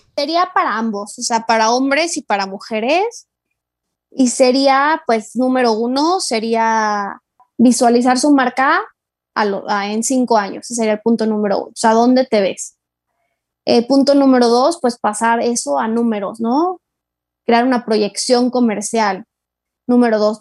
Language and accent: Spanish; Mexico